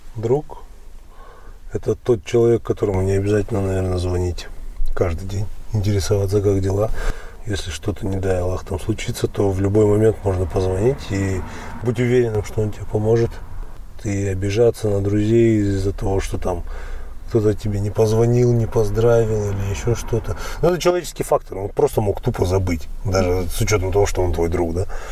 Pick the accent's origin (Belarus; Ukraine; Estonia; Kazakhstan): Kazakhstan; Almaty; born or raised there; moved away